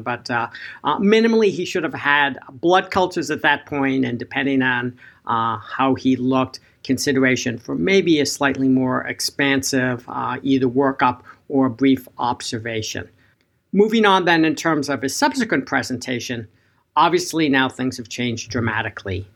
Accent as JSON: {"language": "English", "town": "Boston", "region": "Massachusetts", "country": "United States", "tie": "born or raised there", "said": "in Boston, my hometown"}